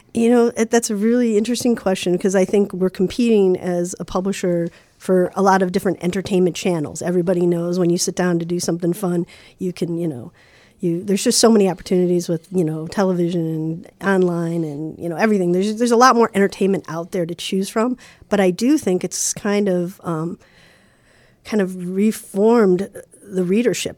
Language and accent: English; Chicago, Illinois, United States; I grew up in Lincoln Park, in the early seventies.